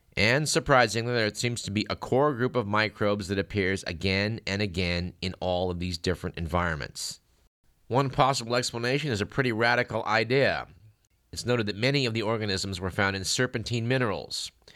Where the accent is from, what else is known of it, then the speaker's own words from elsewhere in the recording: Fremont, California, United States; Fremont, my hometown.